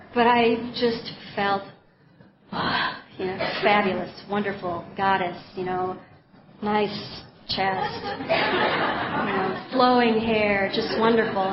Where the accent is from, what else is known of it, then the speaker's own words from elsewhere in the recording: Minneapolis, Minnesota, United States; now in Helena, United States; I grew up in Minneapolis, Minnesota, in a family of 4 brothers and a sister from pretty normal parents.